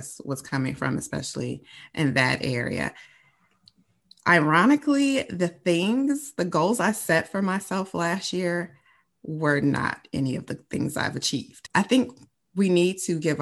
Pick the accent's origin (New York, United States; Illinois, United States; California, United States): Illinois, United States; Chicago; born or raised there